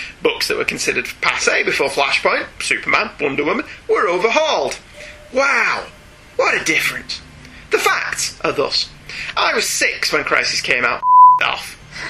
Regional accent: Ireland; considering I'm an Irishman and you two are British.

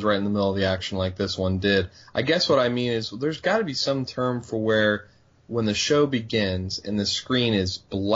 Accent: West Virginia, United States; now in Houston, United States; I grew up in West Virginia, and we had Dunkin' there

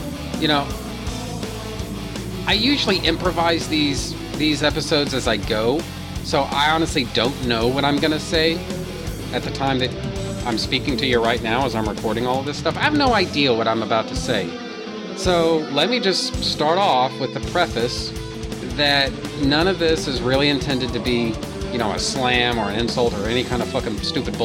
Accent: Houston, Texas, United States; Houston, which is to say my hometown

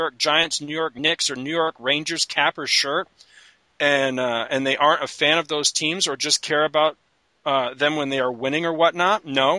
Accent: Canada; moved away; I grew up in the Great White North

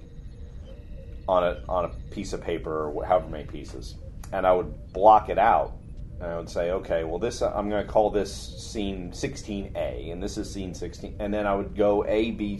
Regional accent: New Jersey, United States; we're from Jersey.

